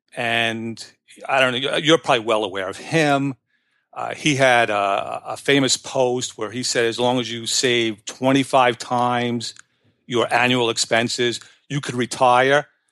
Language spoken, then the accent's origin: English; New York, United States; moved away; originally from New York. I don't know if you could tell by my accent